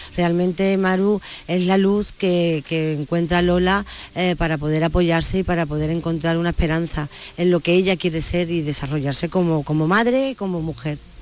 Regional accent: Andalusia, Spain; mi tierra

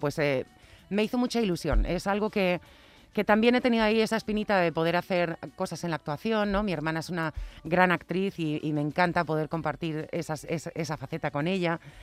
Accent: Spain; moved away; also born or lived in United States; estar en mi tierra

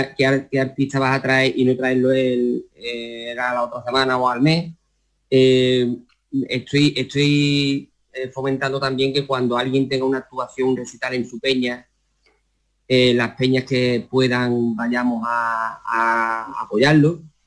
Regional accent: Utrera, Andalusia, Spain; aquí en mi pueblo que el ayuntamiento de Utrera apoya mucho al flamenco

